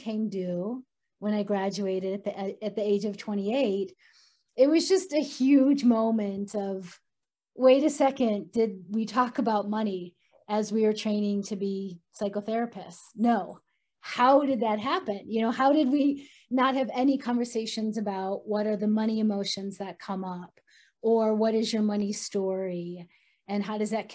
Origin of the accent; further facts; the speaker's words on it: Boulder, Colorado, United States; my hometown of Boulder, Colorado